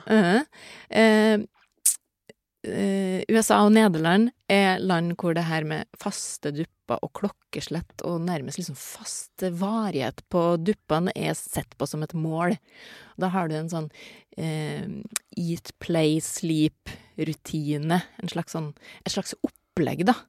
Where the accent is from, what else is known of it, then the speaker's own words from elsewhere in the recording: Norway; jeg er jo norsk